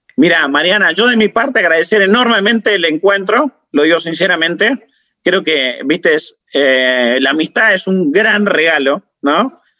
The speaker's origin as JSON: {"language": "Spanish", "region": "Salta", "country": "Argentina", "moved": "yes", "lives_now": "Buenos Aires, Argentina", "said": "yo soy salteño"}